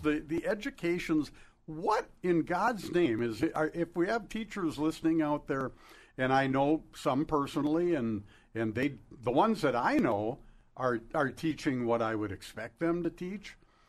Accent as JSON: {"language": "English", "country": "United States", "said": "As an American"}